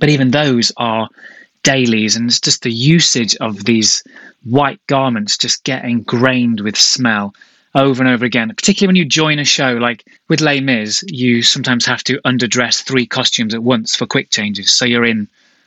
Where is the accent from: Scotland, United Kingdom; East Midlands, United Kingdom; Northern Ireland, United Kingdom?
East Midlands, United Kingdom; Derby; now in London, United Kingdom; We were small town boys. Ed's from Macclesfield. I'm from Derby. We moved to London